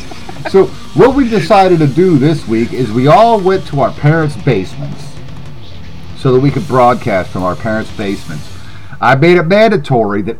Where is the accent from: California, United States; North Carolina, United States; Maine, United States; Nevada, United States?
North Carolina, United States; Greensboro; moved away; Greensboro, that's my hometown